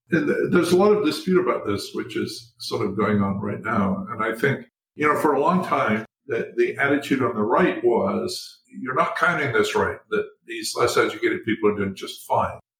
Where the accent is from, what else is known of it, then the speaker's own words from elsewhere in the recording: Scotland, United Kingdom; Scotland, where I was born and grew up.